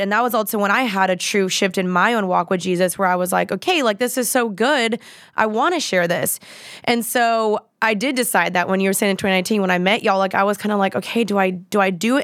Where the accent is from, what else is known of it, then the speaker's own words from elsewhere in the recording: Dallas, Texas, United States; I'm from Dallas